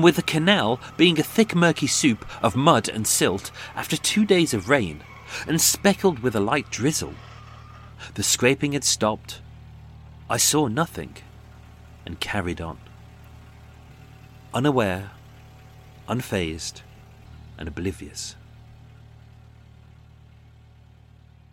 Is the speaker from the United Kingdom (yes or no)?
yes; United Kingdom; I am British